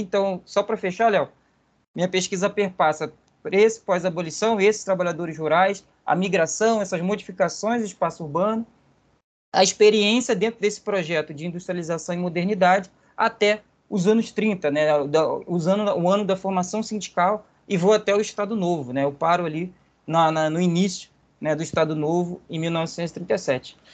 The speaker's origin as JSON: {"language": "Portuguese", "town": "Volta Redonda", "region": "Rio de Janeiro", "country": "Brazil", "tie": "born or raised there", "moved": "as an adult", "lives_now": "Rio de Janeiro, Brazil", "said": "É, eu sou natural aqui de Volta Redonda. É, sou natural de Volta Redonda, mas moro no Rio de Janeiro, né, desde a graduação."}